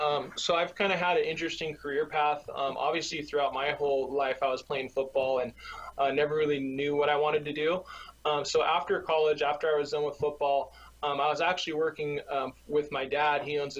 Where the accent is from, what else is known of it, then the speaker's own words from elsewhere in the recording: California, United States; also born or lived in Nebraska; I'm from California, so it's good to be back. I obviously enjoyed Nebraska when I was out there, but this is my home.